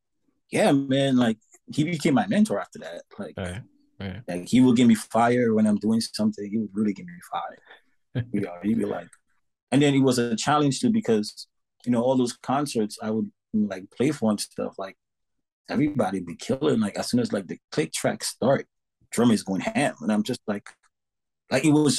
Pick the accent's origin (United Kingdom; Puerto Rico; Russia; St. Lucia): St. Lucia; moved away; also born or lived in New York; I came from San Lucia, so I have an accent